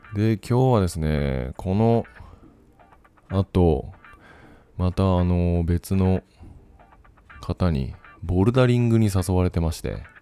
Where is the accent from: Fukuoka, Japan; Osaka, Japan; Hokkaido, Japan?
Fukuoka, Japan; moved away as an adult; also born or lived in Kumamoto; now in Taiwan; 出身が福岡ですと。あ、自分と一緒